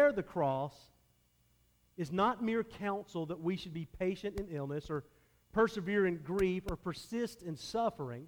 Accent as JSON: {"language": "English", "country": "United States", "said": "as American Christians"}